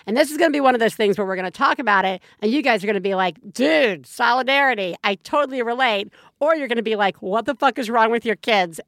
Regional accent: Alabama, United States; moved away; My folks live in Alabama. I grew up in Alabama.

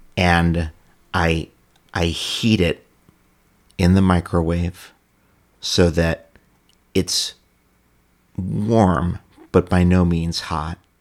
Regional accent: New York City, New York, United States; also born or lived in Ithaca; I grew up in New York City

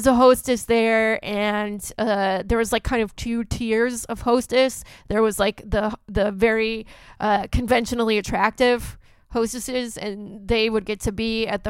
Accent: Santa Clarita, California, United States; I didn't actually grow up in Bakersfield. I grew up I grew up in Santa Clarita, which is the same area code.

